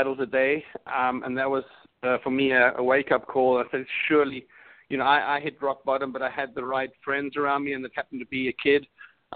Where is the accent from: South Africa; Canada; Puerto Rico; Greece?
South Africa; Cape Town, Western Cape; also born or lived in Europe; now in United States; I am originally from the other side of the pond, or further south, actually. I was born in South Africa, Cape Town